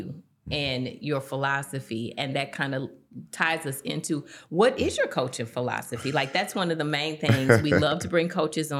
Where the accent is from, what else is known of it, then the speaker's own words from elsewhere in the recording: East St. Louis, Illinois, United States; 45 years I've been telling folks, I am from East St. Louis, Illinois